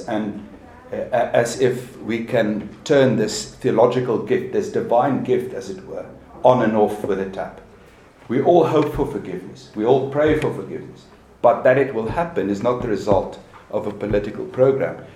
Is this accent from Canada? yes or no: no; South Africa; as a South African